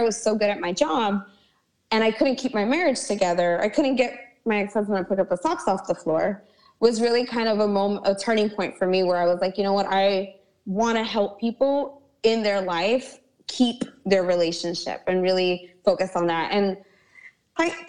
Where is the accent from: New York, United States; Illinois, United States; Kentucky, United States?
New York, United States; New York City; also born or lived in Hoboken, New Jersey; I was actually raised in Brooklyn, New York. I was born in Hoboken, New Jersey, across the river